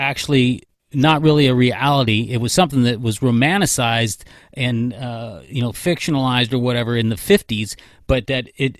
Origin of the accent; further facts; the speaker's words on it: California, United States; I was born and raised in California, and it's an amazingly beautiful state.